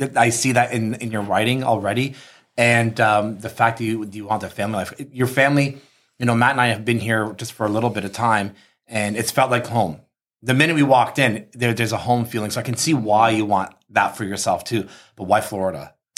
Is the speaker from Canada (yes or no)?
yes; Canada; we're from Canada